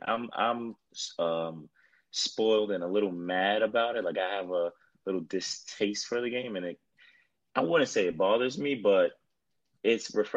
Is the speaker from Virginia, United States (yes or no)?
no; New York City, New York, United States; also born or lived in El Paso, Texas / New Jersey; I was a brat from New York